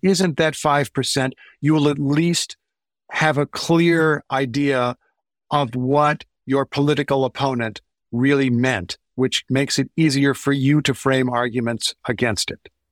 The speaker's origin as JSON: {"language": "English", "region": "Indiana", "country": "United States", "tie": "born or raised there", "said": "I grew up in Indiana"}